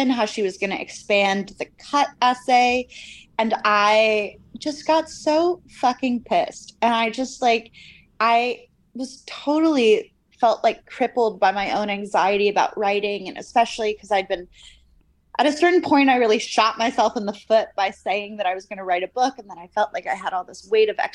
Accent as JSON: {"language": "English", "country": "United States", "also_born_or_lived": "Cambridge, United Kingdom", "moved": "as an adult", "said": "my life at Cambridge as this American undergrad at this old British university"}